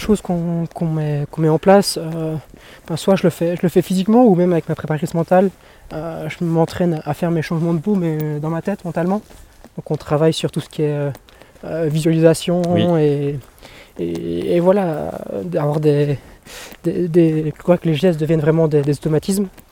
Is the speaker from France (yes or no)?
no; Belgium; en tant que belge